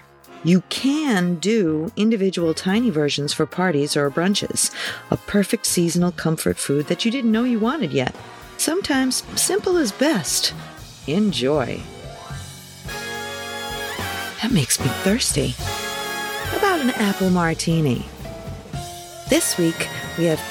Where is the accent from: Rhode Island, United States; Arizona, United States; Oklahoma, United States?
Rhode Island, United States; Pawtuxet; I grew up here in Pawtuxet